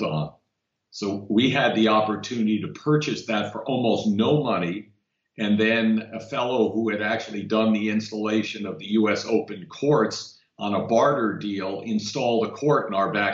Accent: Woodmere, New York, United States; also born or lived in Queens, New York; We grew up in Woodmere, New York, which is a small town near Kennedy Airport on Long Island in New York

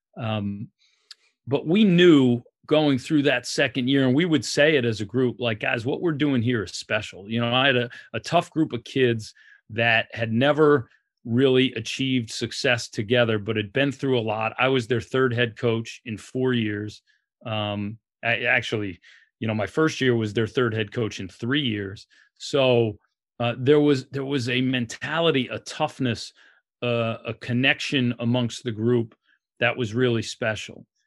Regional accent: New York City, New York, United States; moved away; Growing up in New York

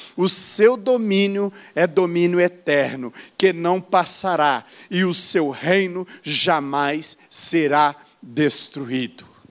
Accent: Brazil; eu sou do Brasil, eu sou pastor e missionário

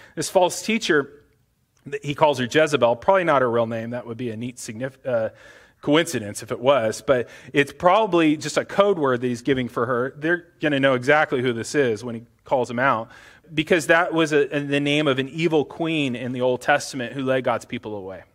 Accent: United States; as American Christians

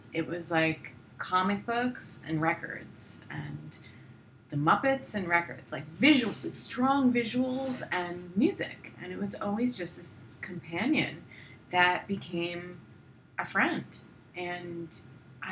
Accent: Long Island, New York, United States; moved away as an adult; also born or lived in Brooklyn, New York; now in Los Angeles, United States; I grew up in Long Island, but I was living in New York for all my life

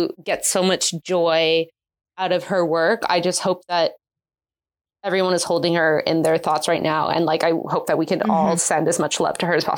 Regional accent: Ontario, Canada; as a Canadian

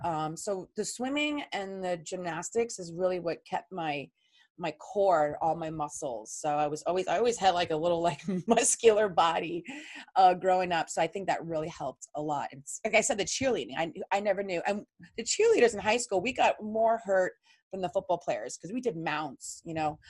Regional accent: New York City, New York, United States; also born or lived in Long Island; I was born in Queens and my dad lived in Queens

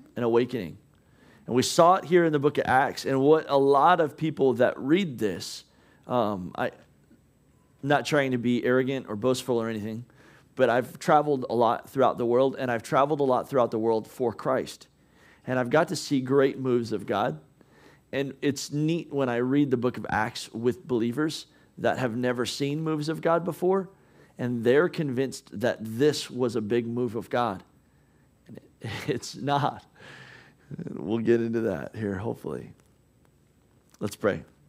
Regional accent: United States

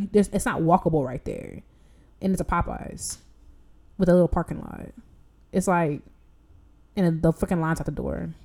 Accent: Chicago, Illinois, United States; we're from Chicago.

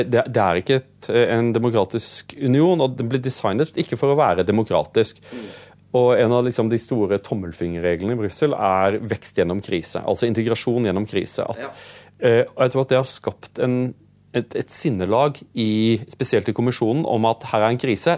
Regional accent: Drøbak, Akershus, Norway; also born or lived in Åseral / United Kingdom; jeg, vokste opp i Drøbak

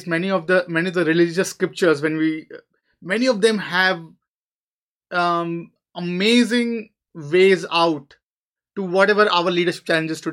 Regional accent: India; I'm from India

